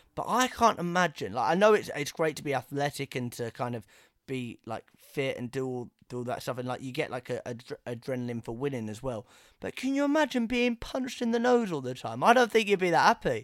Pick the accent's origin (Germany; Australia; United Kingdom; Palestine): United Kingdom; England; growing up in England